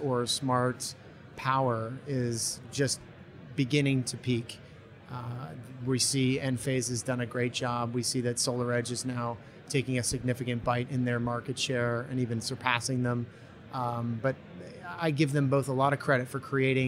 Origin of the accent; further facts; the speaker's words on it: New England, United States; born and raised in New England and new college graduate